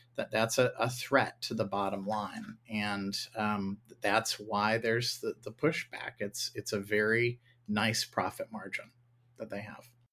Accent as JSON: {"language": "English", "region": "Ohio", "country": "United States", "tie": "born or raised there", "said": "my home state of Ohio"}